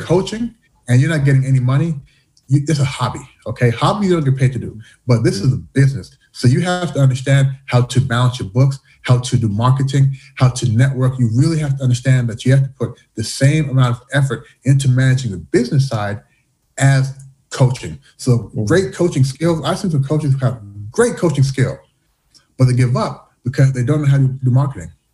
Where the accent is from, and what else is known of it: Louisville, Kentucky, United States; born or raised there; moved away as an adult; also born or lived in Canada / Washington, D.C.; now in Shanghai, China